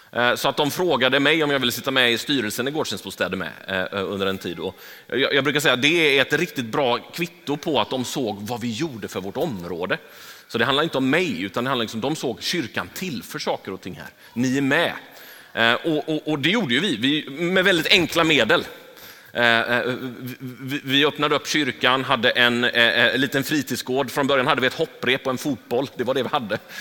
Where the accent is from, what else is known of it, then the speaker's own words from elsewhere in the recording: Gothenburg, Västra Götaland, Sweden; jag är uppvuxen i Angered. Jag, jag eh, har gått i skola i Angered